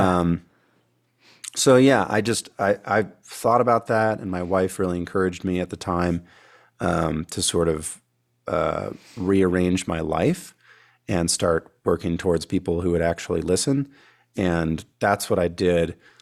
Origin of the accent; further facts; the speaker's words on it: California, United States; moved away; I grew up in California before I moved out here